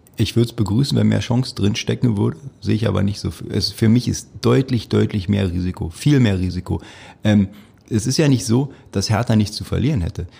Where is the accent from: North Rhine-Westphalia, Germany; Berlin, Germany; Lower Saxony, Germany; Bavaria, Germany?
Berlin, Germany; als Berliner